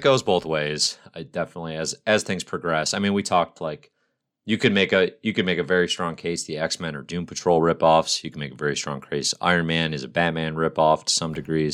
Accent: United States; as an American citizen

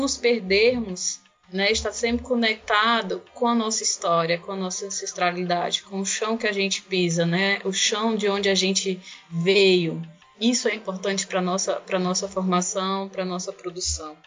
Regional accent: Inhamuns region, Ceará, Brazil; eu sou da região do Inhamuns

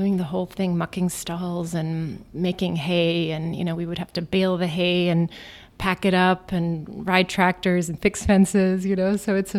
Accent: Virginia, United States; moved away as an adult; also born or lived in Isfahan, Iran / Germany; now in New York, United States; growing up in Virginia, really in the country, and we went to public school, and we were the only Germans, you know, anywhere.

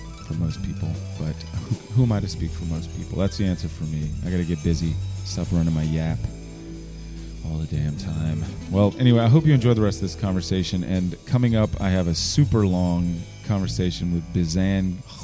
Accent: Richmond, Virginia, United States; Growing up in Churchill, going to Richmond Public Schools, it's just been there all along

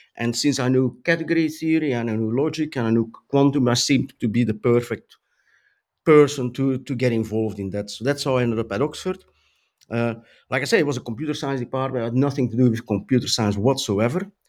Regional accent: Flanders, Belgium; also born or lived in Brussels; I grew up in a town in Belgium

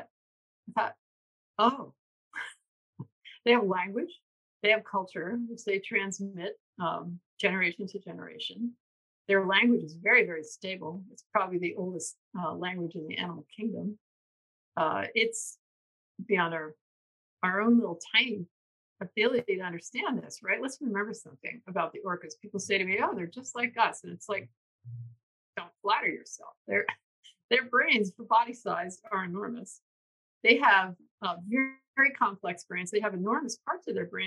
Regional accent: New York, United States; moved away as an adult; I'm from the East Coast, New York. And when I came out here in 1992

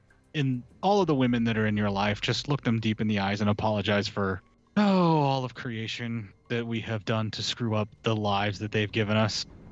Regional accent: Appalachia, United States; I try to keep it in the family because I am from the Appalachia.

